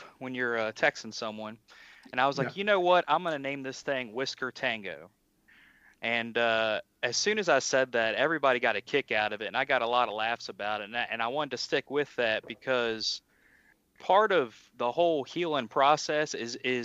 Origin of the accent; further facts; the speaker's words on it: Virginia, United States; moved away as an adult; now in Pennsylvania, United States; I grew up in Virginia, born and raised. Now I live in Pennsylvania